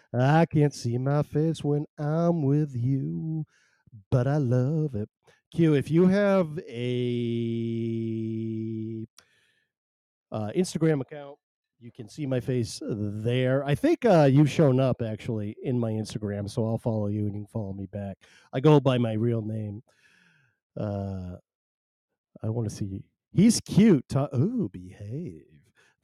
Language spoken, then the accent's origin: English; Maine, United States; I am not Canadian. I'm not Canadian. I'm from Maine. I'm from Maine, though